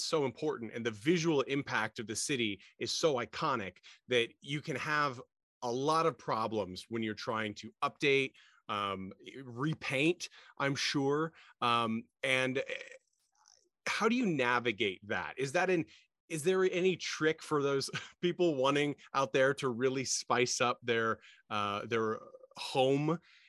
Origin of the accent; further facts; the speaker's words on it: Midwest, United States; also born or lived in East Coast; I spent time in my youth growing up in the Midwest and then the East Coast